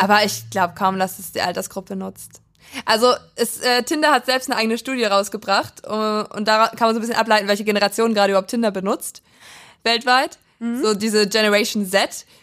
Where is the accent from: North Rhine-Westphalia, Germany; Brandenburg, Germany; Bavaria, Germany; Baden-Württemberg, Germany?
Brandenburg, Germany; Prignitz; in meinem Heimatdorf